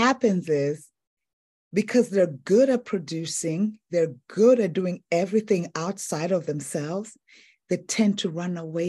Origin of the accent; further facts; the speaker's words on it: Tanzania; also born or lived in Zambia; I'm originally from Africa, eastern and southern part of Africa, Tanzania and Zambia.